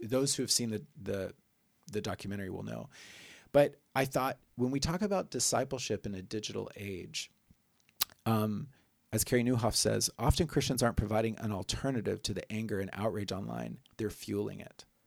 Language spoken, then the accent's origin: English; Oklahoma, United States; my home state, Oklahoma